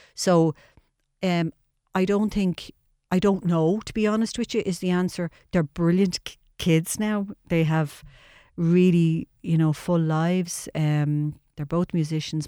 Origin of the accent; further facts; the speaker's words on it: Dublin, Leinster, Ireland; I was born and reared in Charlemagne Street in the tenements